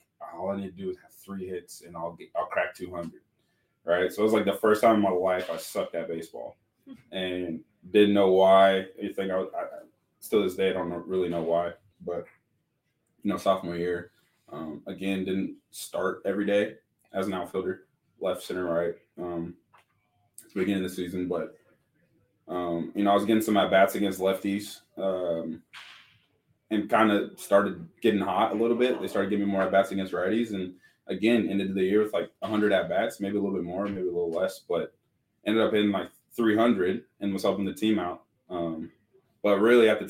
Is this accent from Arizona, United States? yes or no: yes; Tucson, Arizona, United States; also born or lived in Vail, Arizona; I grew up in Tucson